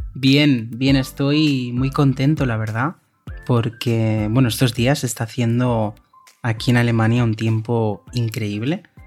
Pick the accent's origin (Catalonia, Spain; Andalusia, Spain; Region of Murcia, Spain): Catalonia, Spain; de la comunidad de Cataluña, donde, de donde yo soy